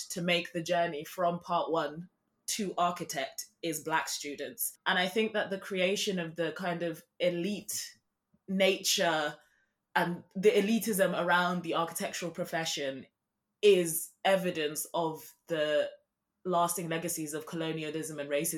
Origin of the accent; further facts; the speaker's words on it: Zimbabwe; Every weekend when I was a child, I was born in Zimbabwe, we would go and visit his village, and he built all the structures.